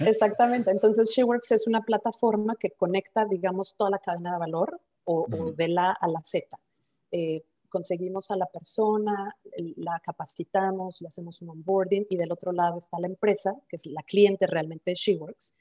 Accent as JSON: {"language": "Spanish", "country": "Mexico", "also_born_or_lived": "Mulhouse, France", "moved": "as an adult", "said": "somos mexicanos, aunque yo, soy la única que está fuera de México"}